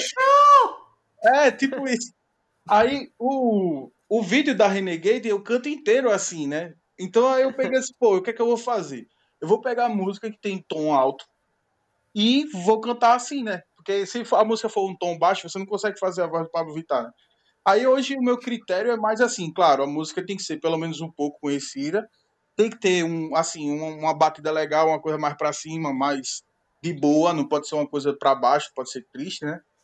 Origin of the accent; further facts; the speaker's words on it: Northeast Region, Brazil; pelo fato de eu ser nordestino